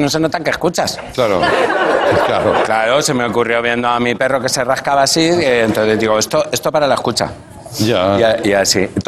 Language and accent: Spanish; Castilla-La Mancha, Spain; born there; Nací en La Mancha y, y, soy muy grande, o sea que algo de Extremadura habré...